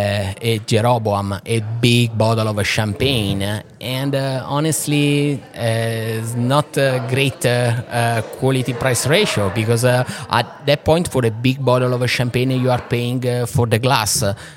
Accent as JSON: {"language": "English", "country": "Italy", "tie": "born or raised there", "second_language": "English", "said": "So, it's colder here than in my hometown in Italy."}